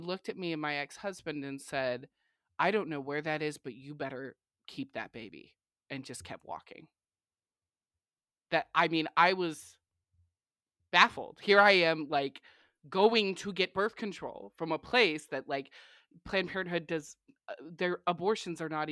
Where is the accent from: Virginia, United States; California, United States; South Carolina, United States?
California, United States; moved away as an adult; now in Texas, United States; being from California and living in Texas. I've been here a lot longer